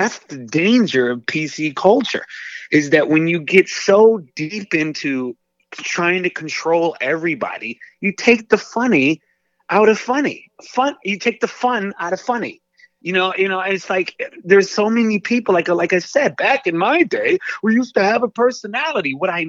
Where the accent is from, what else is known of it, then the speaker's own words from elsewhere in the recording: Northern United States, United States; we live in the South now. I grew up in the North. Like, it was culture shock when I moved here.